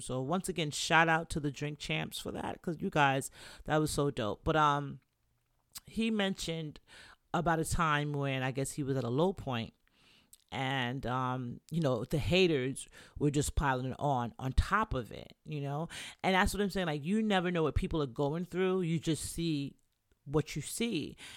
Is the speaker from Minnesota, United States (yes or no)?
no; New York City, New York, United States; also born or lived in Jamaica; I'm Jamaican, from the Bronx